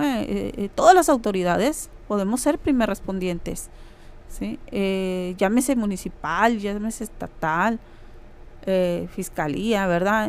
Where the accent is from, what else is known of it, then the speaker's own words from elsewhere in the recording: Mexicali, Baja California, Mexico; soy de Mexicali, Baja California